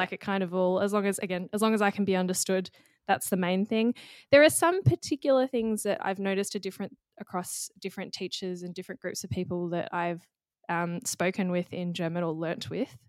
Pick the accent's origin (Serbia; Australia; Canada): Australia; accent: standard Australian; first language English; we both have fairly standard Australian accents